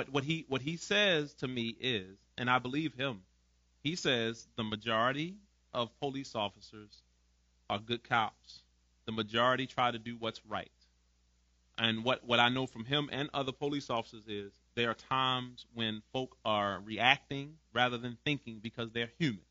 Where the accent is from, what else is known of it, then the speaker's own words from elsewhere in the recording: Baltimore, Maryland, United States; moved away as an adult; also born or lived in Greenwood, Mississippi; I grew up in Baltimore. We had over 300 murders most of my life growing up in Baltimore every year